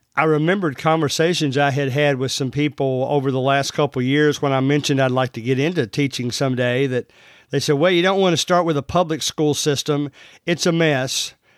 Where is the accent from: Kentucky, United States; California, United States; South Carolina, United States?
Kentucky, United States; Central; I'm from Central Kentucky, as you can already tell from the way I talk.